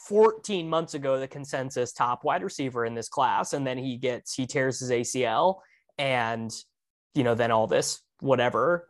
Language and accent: English; Kansas, United States; we're all from Kansas